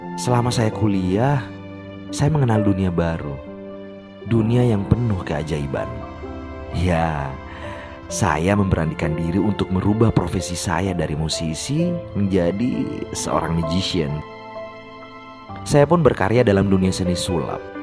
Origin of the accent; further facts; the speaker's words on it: Gorontalo, Indonesia; saat itu yang dikenal sebagai sekolah gudang musisi adalah SMA Negeri 1 Gorontalo